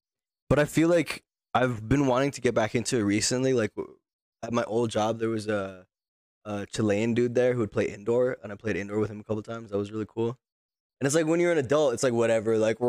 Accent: Utah, United States; I grew up around a lot of, there's a lot of African refugees in Utah.

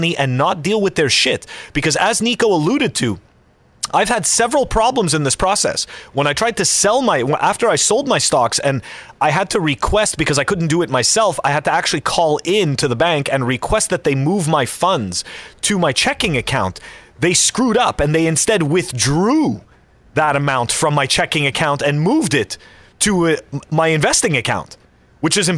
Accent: Canada; moved away; I am still a Canadian resident

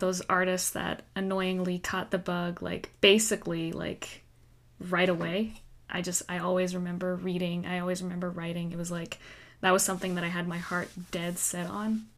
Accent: Victoria, British Columbia, Canada; moved away; I initially tried the teacher's program at UVic back in my hometown

